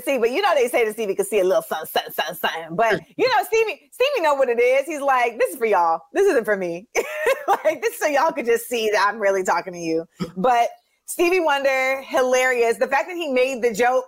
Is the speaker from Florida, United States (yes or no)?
yes; Florida, United States; moved away; also born or lived in New York; I grew up in Florida too